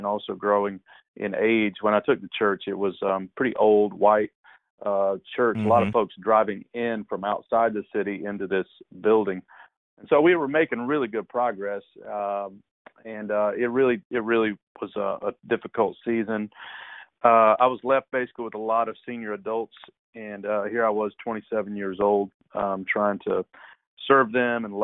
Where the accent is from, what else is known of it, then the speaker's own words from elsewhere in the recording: Kentucky, United States; moved away as an adult; also born or lived in Detroit, Michigan; now in Raleigh, United States; they ended up moving to Kentucky, to her hometown, when I was small. Went to college at a small school in Kentucky